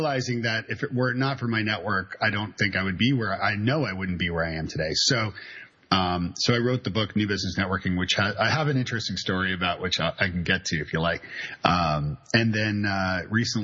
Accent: Canada; now in Nashville, United States; I'm Canadian, so and I live in Nashville, Tennessee with my wonderful wife and two kids

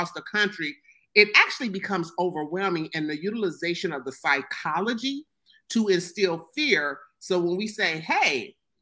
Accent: Ohio, United States; I'll use my hometown for one here in Ohio

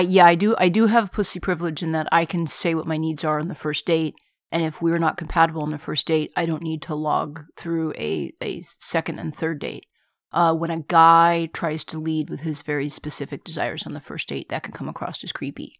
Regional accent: United States; I'm an American. I've very rarely had the occasion to travel outside of America

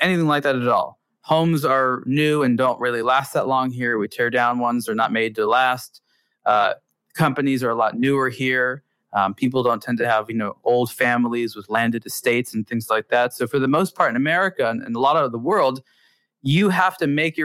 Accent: Los Angeles, California, United States; my hometown

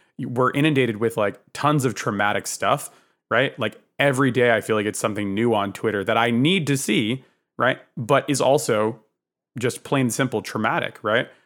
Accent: Northern New Jersey, United States; I was born in New Jersey in the north

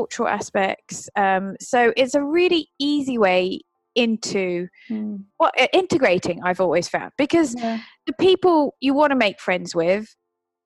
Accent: United Kingdom; now in Sweden; I'm a Brit

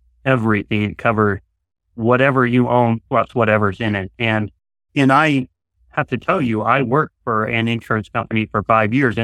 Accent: Nebraska, United States; moved away; also born or lived in Portland, Oregon; I'm a native Nebraskan. For 26 years or so, we lived and worked in Oregon around the Portland, Oregon area

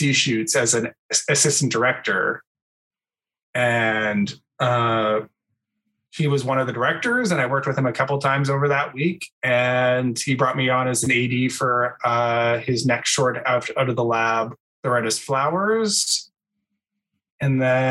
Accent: Vancouver Island, British Columbia, Canada; moved away as an adult; also born or lived in Ontario; now in Toronto, Canada; I went to high school in on Vancouver Island in a really small town, and then moved to Toronto because I'm originally from Ontario

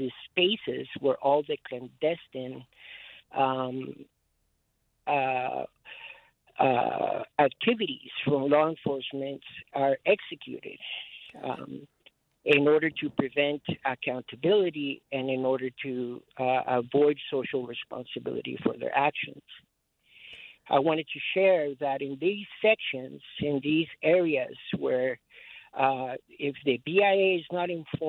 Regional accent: Merizo, Guam; now in Albuquerque, United States; I represent the Chamorro people. We are the Flying Proa families from Merito, Guajan

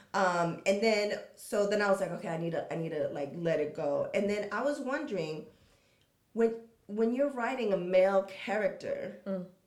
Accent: San Diego, California, United States; I come from San Diego, but not like the best part or the best situation, no money. So we grew up with some with some skills

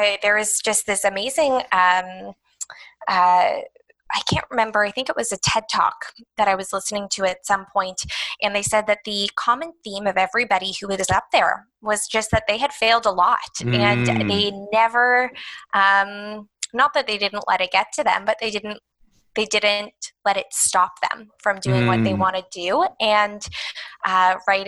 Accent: Toronto, Ontario, Canada; I was born and raised in Toronto.

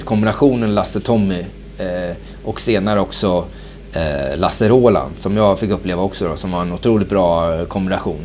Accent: Sweden; moved away as an adult; also born or lived in Copenhagen, Denmark / Norwich, England; vi svenskar

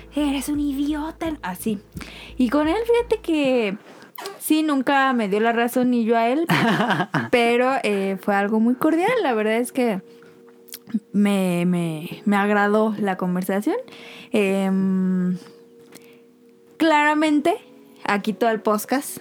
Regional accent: Mexico; como mexicanos

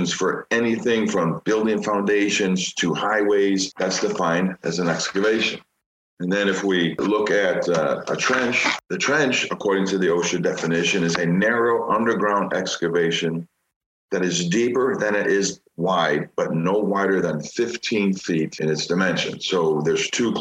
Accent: Chicago, Illinois, United States; Growing up in Chicago

